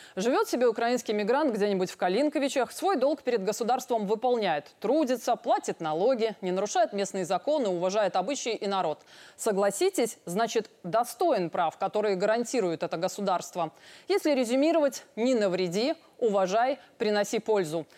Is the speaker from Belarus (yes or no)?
yes; Belarus; Я родилась в Советском Союзе, если точнее в БССР